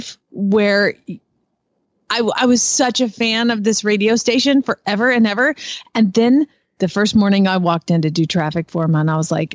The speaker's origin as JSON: {"language": "English", "town": "Decatur", "region": "Georgia", "country": "United States", "tie": "born or raised there", "said": "I grew up in Decatur, Georgia"}